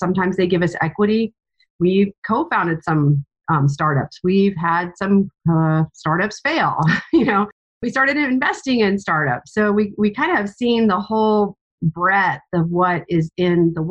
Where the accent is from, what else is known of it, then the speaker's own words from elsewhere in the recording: East Coast of the United States, United States; moved away as an adult; now in Indianapolis, United States; We're both from the East Coast of the United States